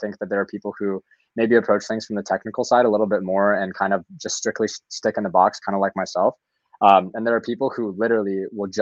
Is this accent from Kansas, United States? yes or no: no; Louisville, Kentucky, United States; I'm from Louisville, Kentucky originally. My family is from Kiev, Ukraine, former Soviet Union.